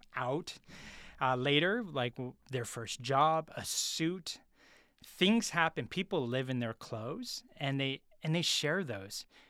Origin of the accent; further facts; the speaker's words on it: San Francisco, California, United States; I'm originally from San Francisco, multiracial family